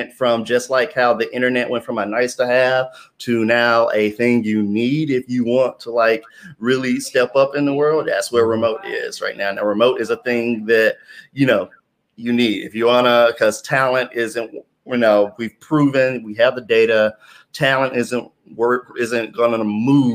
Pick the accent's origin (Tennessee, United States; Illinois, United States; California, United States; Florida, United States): Tennessee, United States; Memphis; moved away as an adult; also born or lived in New York; I was looking around in my hometown